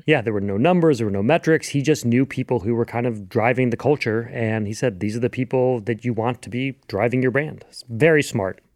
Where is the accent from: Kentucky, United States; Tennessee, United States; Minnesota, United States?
Kentucky, United States; Louisville; growing up in Louisville, Kentucky